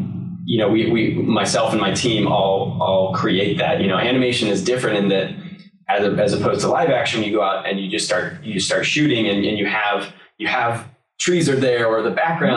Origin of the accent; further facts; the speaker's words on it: Salt Lake City, Utah, United States; moved away as an adult; now in Los Angeles, United States; I'm originally from Salt Lake City, Utah, and came out here in the late 90s to go to school and never came back.